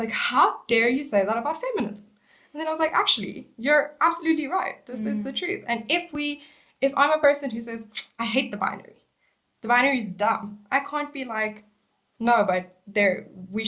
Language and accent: English; South Africa; moved away; I am from South Africa